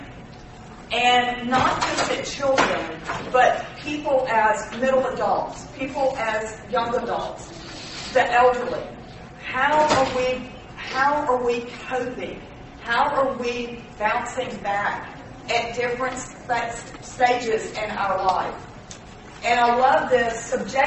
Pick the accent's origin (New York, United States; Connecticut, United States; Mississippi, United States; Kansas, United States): Mississippi, United States; We're from Mississippi